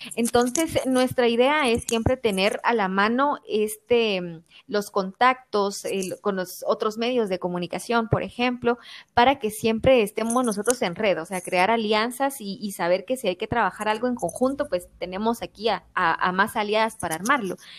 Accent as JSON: {"language": "Spanish", "region": "Quetzaltenango", "country": "Guatemala", "said": "todas somos del, de Quetzaltenango departamento"}